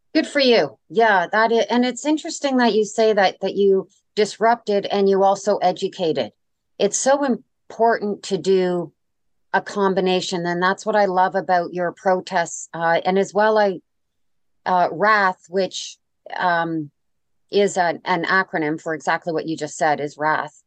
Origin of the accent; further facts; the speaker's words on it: Canada; I'm Canadian